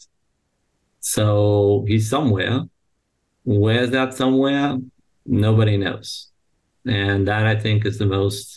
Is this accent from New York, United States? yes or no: yes; New York, United States; moved away as an adult; now in Israel; proud outcome of the New York public education system